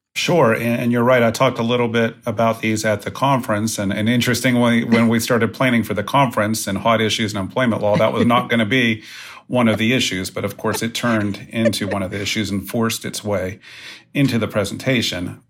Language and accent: English; West Virginia, United States; I grew up in West Virginia, attended West Virginia University